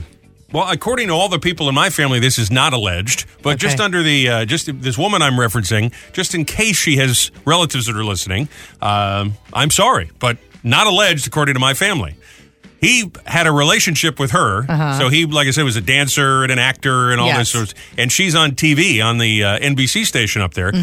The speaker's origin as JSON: {"language": "English", "town": "Providence", "region": "Rhode Island", "country": "United States", "tie": "born or raised there", "said": "my hometown in Providence"}